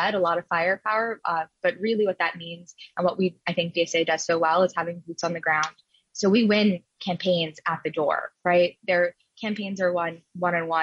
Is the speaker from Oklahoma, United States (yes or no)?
no; New York City, New York, United States; I was born and raised in Queens. I was actually raised in Elmhurst